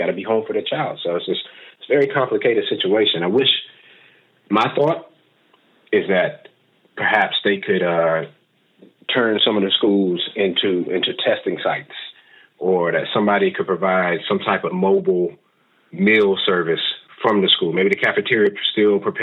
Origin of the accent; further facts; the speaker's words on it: North Carolina, United States; My home state